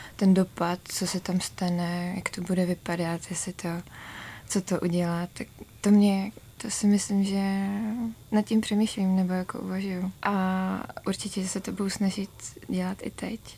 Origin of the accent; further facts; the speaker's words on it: Brno, South Moravian Region, Czechia; jsem z Brna